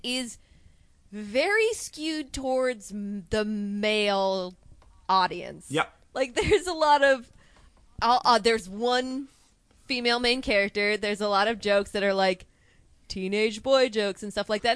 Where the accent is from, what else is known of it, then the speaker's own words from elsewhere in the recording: Anaheim, California, United States; I am from Anaheim area